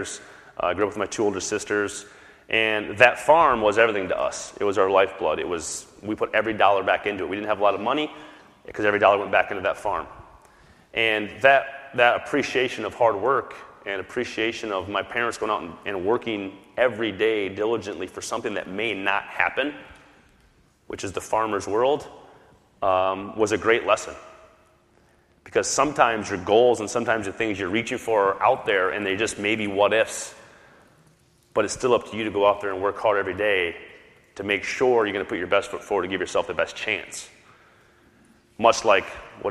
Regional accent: South Dakota, United States; I grew up in South Dakota

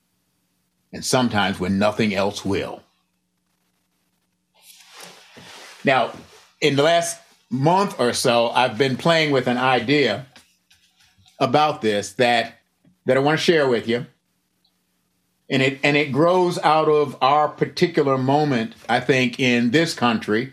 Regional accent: Buffalo, New York, United States; also born or lived in the South; now in Southern United States; I live in the South right now, but be that as it may, I grew up in Buffalo

